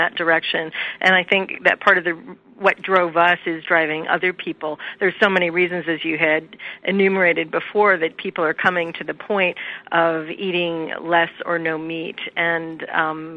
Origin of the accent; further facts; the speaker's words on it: Midwest, United States; We grew up eating meat three times a day. I'm from the Midwest